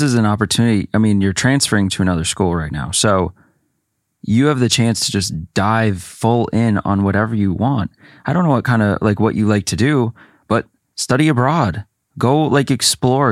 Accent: Minnesota, United States; moved away as an adult; also born or lived in New York; I'm from Minnesota

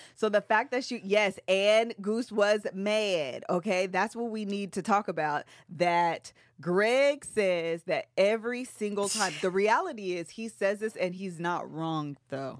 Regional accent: Seattle, Washington, United States; we're from Seattle.

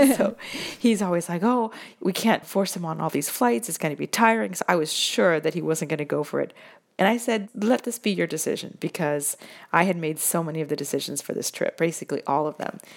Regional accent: Seattle, Washington, United States; now in Italy; I'm from Seattle

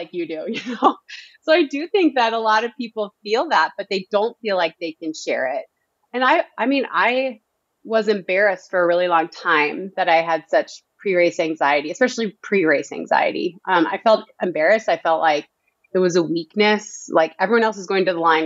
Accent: Northern Minnesota, United States; I'm from Northern Minnesota.

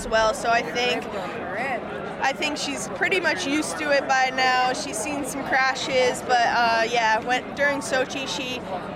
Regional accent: Long Island, New York, United States; I'm originally from Long Island, so my dad's here and just celebrated my 21st in New York

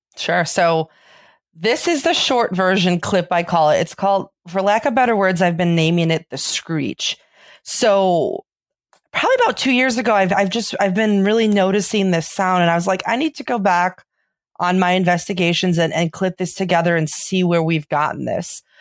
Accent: Chicago, Illinois, United States; accent: Chicago; I got my Chicago accent

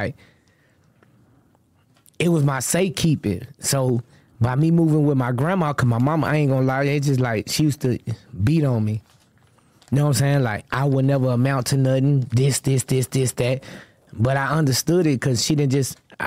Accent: the South, United States; I'm from the South

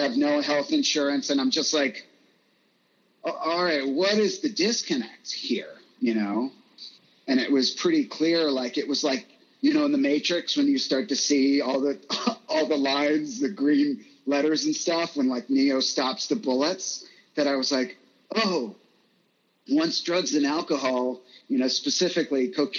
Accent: Virginia, United States; now in Los Angeles, United States; Like, I moved to LA from Virginia, and it was like within a year

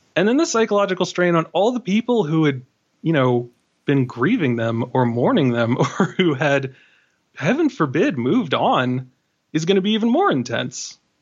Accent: New York City, New York, United States; I'm from Queens

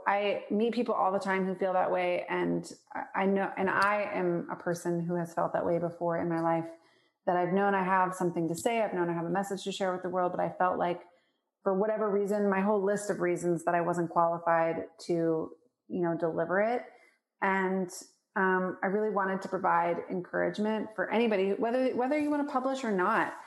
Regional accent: Portland, Oregon, United States; moved away; also born or lived in Spokane, Washington; I grew up in Portland, Oregon.

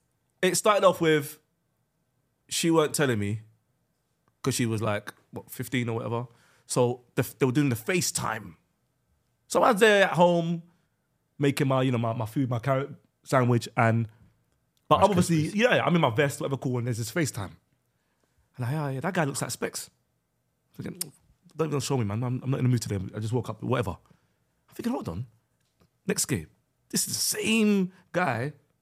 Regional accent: Sudan; I'm from Sudan, bro.

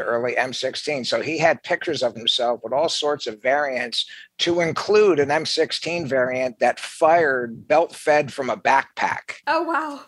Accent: New Jersey, United States; where I grew up in New Jersey

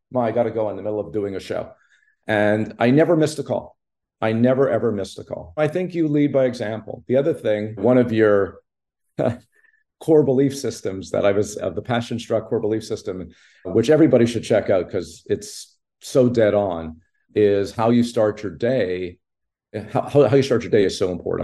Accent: Montreal, Quebec, Canada; I grew up in Montreal

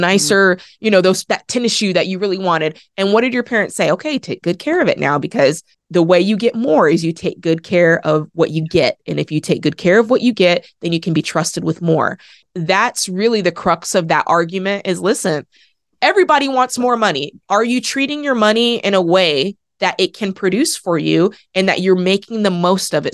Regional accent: Oregon, United States; I grew up in Oregon

